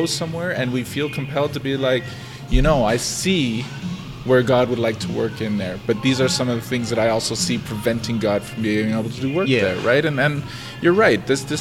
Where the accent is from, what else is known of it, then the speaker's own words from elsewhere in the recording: Canada; we're Canadian